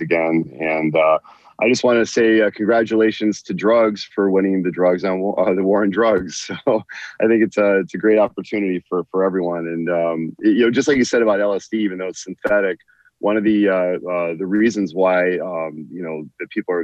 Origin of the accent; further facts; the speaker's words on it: San Diego, California, United States; moved away as an adult; now in Michigan, United States; I grew up mostly in San Diego, and I ended up moving to Michigan, after the military